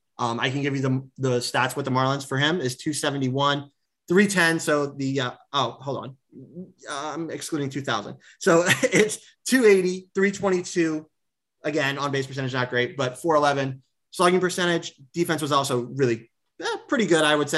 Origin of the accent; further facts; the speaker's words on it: San Diego, California, United States; growing up in San Diego